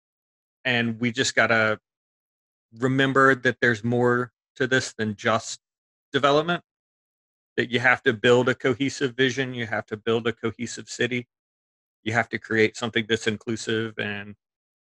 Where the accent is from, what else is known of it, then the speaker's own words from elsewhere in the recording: Charlotte, North Carolina, United States; growing up in Myers Park